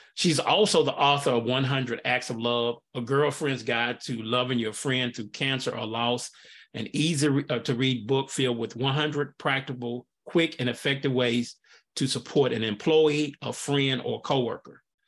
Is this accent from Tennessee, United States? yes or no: yes; Nashville, Tennessee, United States; now in Pensacola, United States; I'm from Nashville originally, and I would go home a lot